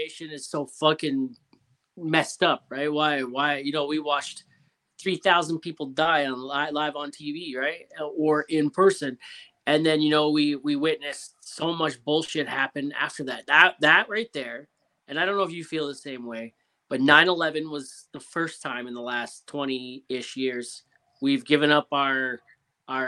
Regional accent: Ontario, Canada; accent: Canadian; I'm from Ontario, so I'm like just above New York

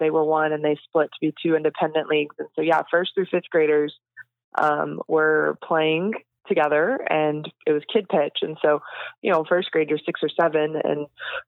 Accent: Texas, United States; growing up in Texas, you choose either Aggies or Longhorns at a young age.

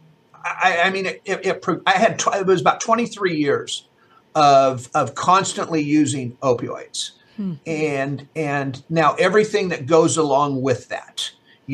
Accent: Fresno, California, United States; I was born and raised in Fresno, Fresno, California, I still live here

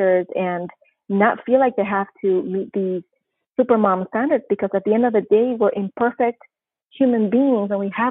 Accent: Panama; moved away as an adult; also born or lived in New Jersey / Missouri / California; now in Oregon, United States; I'm originally from Panama, born and raised, and as of March this year, I will have been living in the United States for 30 years

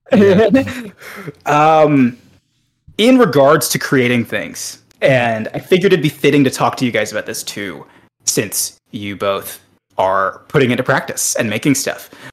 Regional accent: Atlanta, Georgia, United States; I'm also from Atlanta

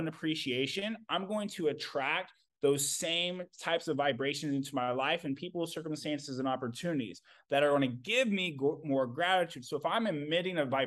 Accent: Kansas, United States; moved away; also born or lived in Indiana; my mom moved me away from my family that I was raised in Kansas, moved me to Indiana

